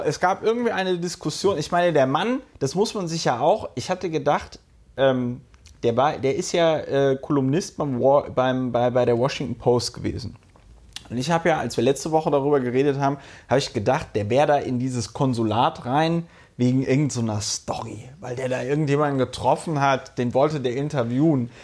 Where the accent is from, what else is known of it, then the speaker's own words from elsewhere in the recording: Germany; now in Berlin, Germany; im äh, Rheinland, wo ich aufgewachsen bin